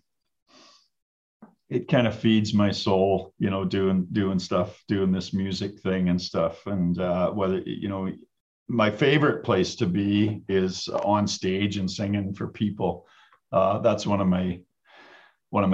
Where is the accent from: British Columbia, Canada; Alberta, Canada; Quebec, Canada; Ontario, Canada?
Alberta, Canada; Hines Creek; also born or lived in Fairview, Alberta; now in Red Deer, Canada; I was born up in Fairview, Alberta, raised in the Peace Country. A little town called Hinds Creek is where I grew up and went to school